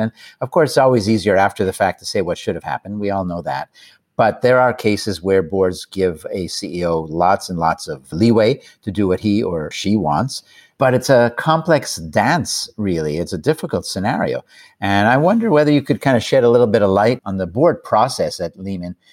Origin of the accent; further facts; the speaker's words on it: Canada; I'm Canadian